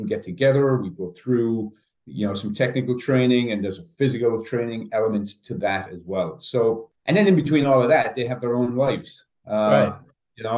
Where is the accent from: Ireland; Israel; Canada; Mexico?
Ireland; moved away as an adult; now in United States; I'm from Ireland originally. I refereed in the League of Ireland back home